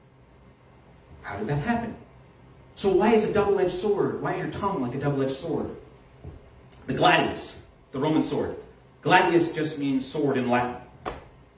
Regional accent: Halifax, Nova Scotia, Canada; when I was a kid in Halifax

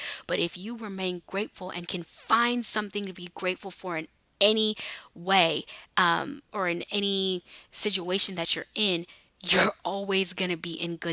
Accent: California, United States; moved away as an adult; also born or lived in Houston; I'm from California, but I was living there because I went to school

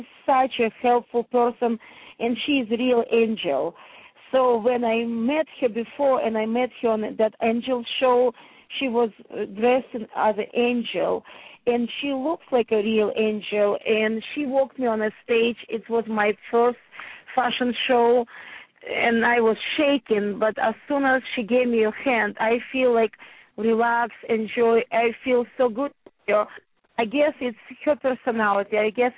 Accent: New Jersey, United States; I'm from New Jersey. My shop in Madison, New Jersey, it's a Morris County, so it's north part of Jersey, but very close to the city.

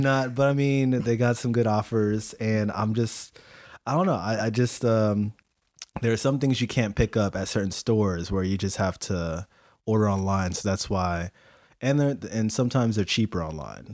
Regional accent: Philippines; I'm Filipino

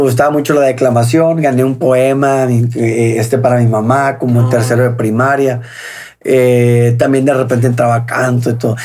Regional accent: Hermosillo, Sonora, Mexico; also born or lived in Ciudad Obregón, Sonora; nací en Obregón y a los, pero a los cinco años, más o menos seis años, entrando a la primaria, nos fuimos a vivir a Hermosillo.

